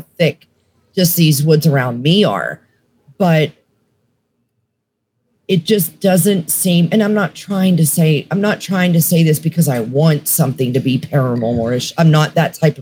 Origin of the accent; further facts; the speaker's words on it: Mercer County, Western Pennsylvania, United States; now in Tennessee, United States; I was born and raised in Western Pennsylvania. Mm-hmm. I'm talking like about an hour north of Pittsburgh, like Mercer County area